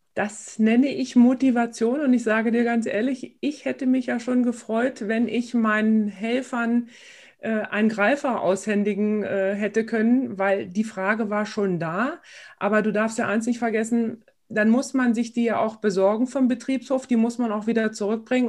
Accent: Engelbostel, Lower Saxony, Germany; hier bei uns in Engelbostel und in Schulenburg

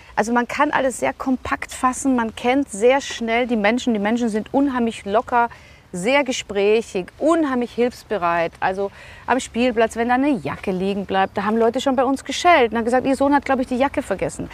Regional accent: Vienna, Austria; moved away as an adult; now in Recklinghausen, Germany; Ich bin Wienerin, waschechte Wienerin, in Wien geboren

